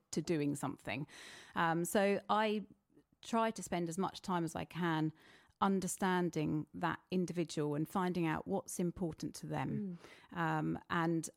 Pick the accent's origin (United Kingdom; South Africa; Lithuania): United Kingdom; East Grinstead, South East England; I was brought up in East Grinstead, so I'm local